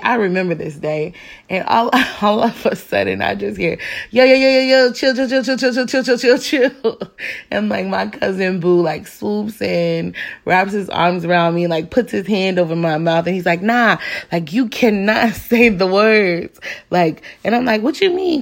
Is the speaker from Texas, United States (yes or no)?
no; Phoenix, Arizona, United States; Black kids growing up in Phoenix